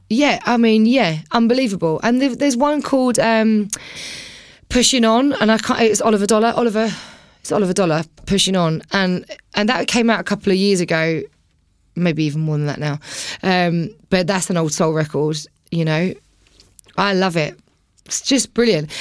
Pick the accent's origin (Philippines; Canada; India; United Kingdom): United Kingdom; Billericay, East of England; also born or lived in Romford; I was born in Romford, grew up in Billericay